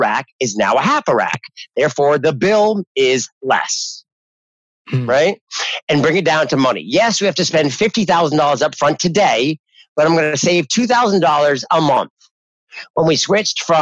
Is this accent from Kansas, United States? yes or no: no; New Hampshire, United States; moved away; I'm originally from New Hampshire